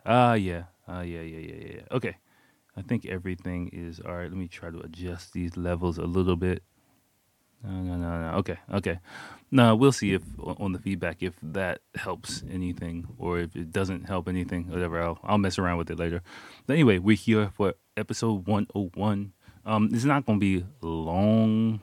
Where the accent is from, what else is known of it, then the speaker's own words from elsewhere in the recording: Washington, District of Columbia, United States; moved away as an adult; now in Japan; I'm from Washington, D C